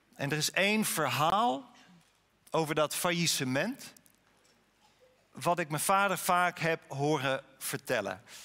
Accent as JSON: {"language": "Dutch", "town": "Harlingen", "region": "Friesland", "country": "Netherlands", "tie": "born or raised there", "said": "ik ben opgegroeid op een kwekerij in Harlingen"}